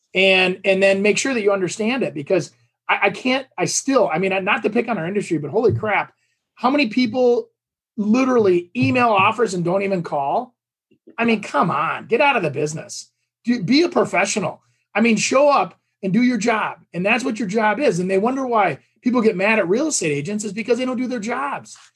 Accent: Champlin, Minnesota, United States; my hometown here, Champlin

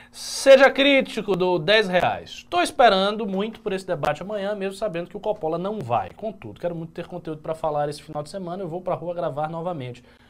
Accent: Bahia, Brazil; eu que sou baiano, eu não sou nem carioca nem paulista

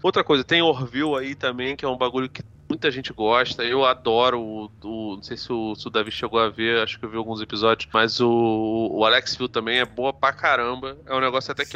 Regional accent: Brazil; eu sou, eu sou, brasileiro

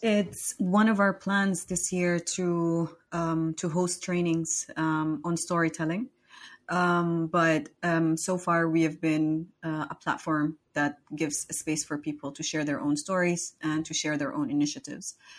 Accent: Somalia; now in Istanbul, Turkey; I'm from Somalia. Um, I've been living here in Istanbul for almost one year and two months

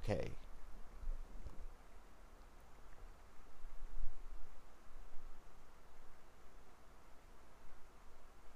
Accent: the South, United States; Especially growing up in the South. Growing up as a black man in the South in America

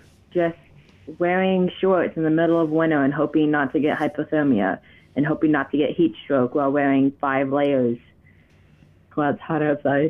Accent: Ohio, United States; born there; Yeah, I was born in Ohio.

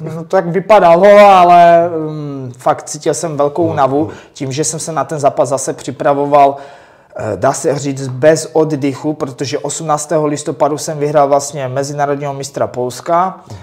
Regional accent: Czechia; jsem první Čech

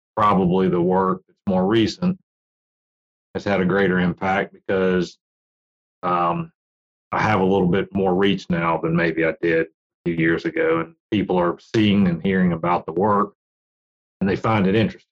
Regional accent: Virginia, United States; I grew up in Virginia

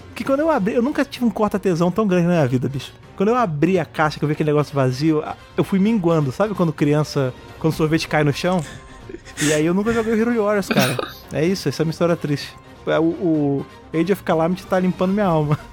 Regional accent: Rio de Janeiro, Brazil; moved away as an adult; now in São Paulo, Brazil; Eu já morava em São Paulo, né, que sou do Rio de Janeiro, eu vim morar em São Paulo

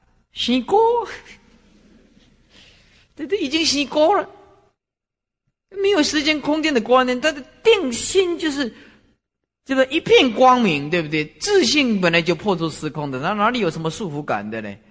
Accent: China; 包括我们中国人也讲盘古开天地啦，是不是啊？

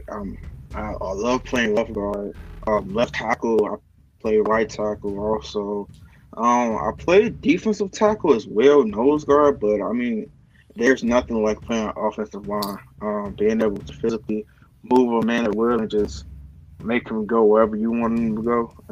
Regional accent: Chicago, Illinois, United States; Well, um, you know, growing up in Chicago is pretty it's pretty hard. Um, you gotta have kind of thick skin to, uh, to grow up in a windy city.

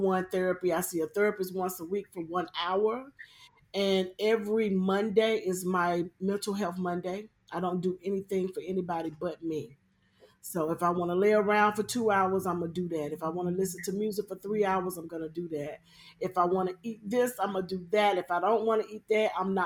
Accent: Charlotte, North Carolina, United States; I'm from Charlotte, North Carolina

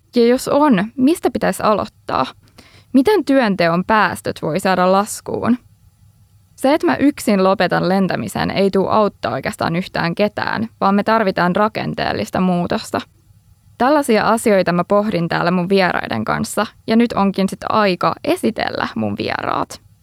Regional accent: Helsinki, Uusimaa, Finland; also born or lived in Netherlands; Mä oon Helsingistä

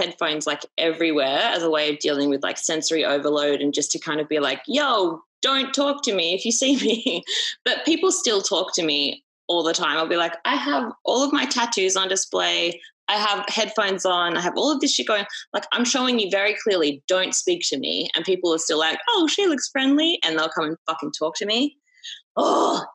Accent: Australia; I'm like fucking Aussie, mate

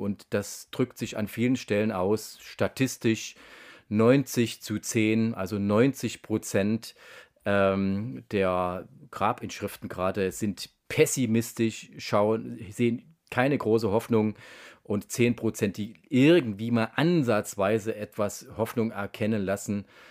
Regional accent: Germany; Ich bin in der DDR aufgewachsen

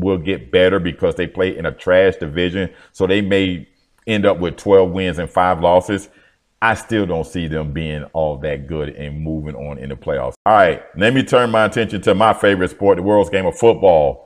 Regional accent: United States; I'm an American

